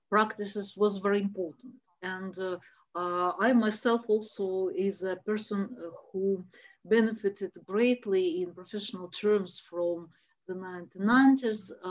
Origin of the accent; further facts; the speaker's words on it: Moscow, Russia; I'm from Moscow